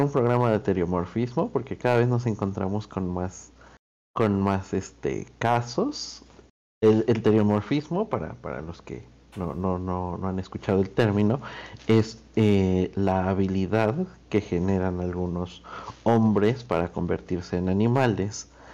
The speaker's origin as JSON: {"language": "Spanish", "country": "Argentina", "said": "estoy yo de embajador de Argentina"}